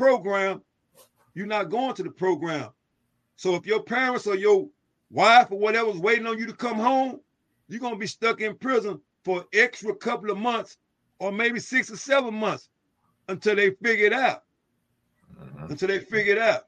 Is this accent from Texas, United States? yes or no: yes; Dallas, Texas, United States; I'm born and raised in West Dallas, Texas, man. Born and raised in West Dallas, Texas. Housing projects.